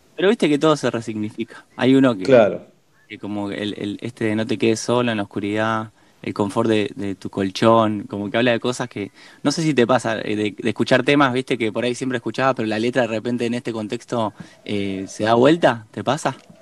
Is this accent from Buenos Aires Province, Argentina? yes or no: no; Rosario, Santa Fe, Argentina; now in Buenos Aires, Argentina; somos de Rosario